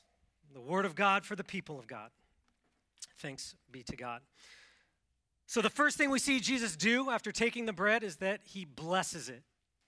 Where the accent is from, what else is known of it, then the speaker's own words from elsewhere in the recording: Washington, United States; I grew up in Washington State, the Pacific Northwest, so it's wet there.